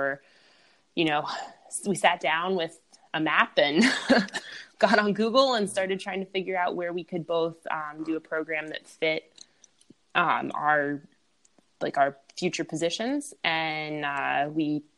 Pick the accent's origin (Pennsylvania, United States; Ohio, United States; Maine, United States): Pennsylvania, United States; moved away as an adult; also born or lived in North Carolina / Missouri / Tennessee; now in Boston, United States; I grew up in Pennsylvania, so I'm used to winters.